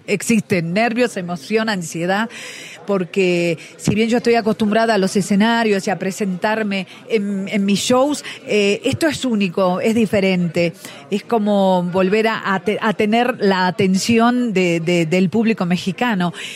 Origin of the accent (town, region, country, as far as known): Argentina